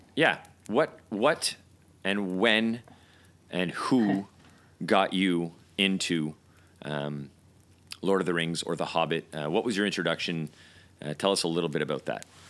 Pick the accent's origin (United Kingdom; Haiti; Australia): United Kingdom; now in Montreal, Canada; as you can tell by by our our accents, we're both from the UK.